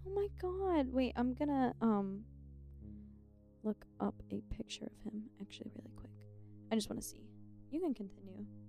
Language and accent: English; Ohio, United States; moved away as an adult; now in Tennessee, United States; I'm from Ohio, actually, in real life.